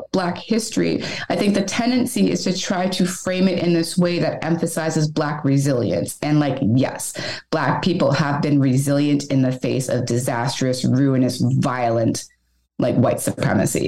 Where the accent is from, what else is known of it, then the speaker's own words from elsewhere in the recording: Canada; now in Montreal, Canada; The question is always, where are you from? And then you say Canada